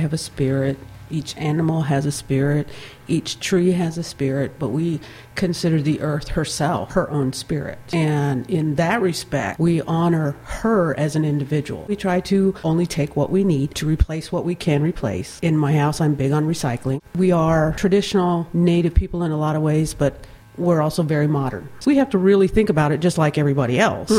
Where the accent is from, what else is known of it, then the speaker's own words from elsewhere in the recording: Mayetta, Kansas, United States; Originally, I'm from Mayetta, Kansas